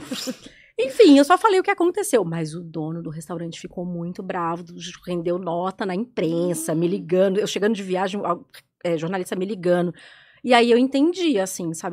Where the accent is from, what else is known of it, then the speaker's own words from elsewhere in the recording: Belo Horizonte, Minas Gerais, Brazil; moved away as an adult; now in São Paulo, Brazil; eu sou de BH